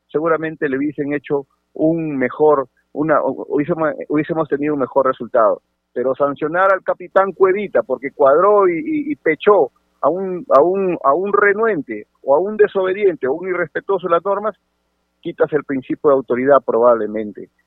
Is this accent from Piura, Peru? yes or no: yes; Sechura, Piura, Peru; Yo soy de Sechura, mi querida provincia de Sechura hoy día cumple 27 años de elevación a la categoría de provincia. Es la provincia más joven de mi querida región Piura.